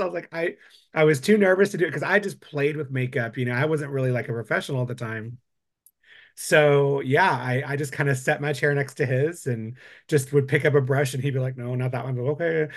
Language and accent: English; West Texas, United States; moved away as an adult; now in Austin, United States; I'm from West Texas